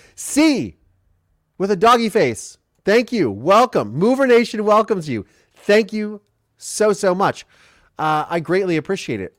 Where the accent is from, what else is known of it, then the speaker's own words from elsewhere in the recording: Richland County, Ohio, United States; now in Southern California, United States; I am from Richland County, Ohio